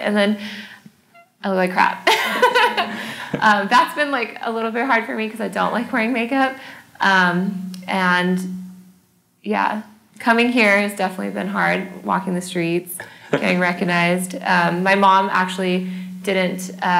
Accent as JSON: {"language": "English", "region": "California", "country": "United States", "tie": "born or raised there", "also_born_or_lived": "Malaysia", "said": "so I'm from Malaysia. Okay. And then I was brought up and raised in California."}